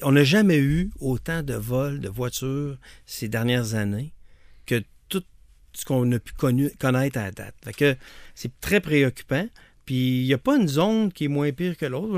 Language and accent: French; Lévis, Quebec, Canada; je viens de Lévis